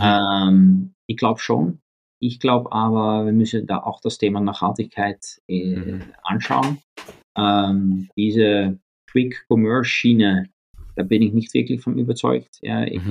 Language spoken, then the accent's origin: German; The Hague, South Holland, Netherlands; German is a second language; moved away; ich bin aufgewachsen in Den Haag, äh, in, in, mhm. Holland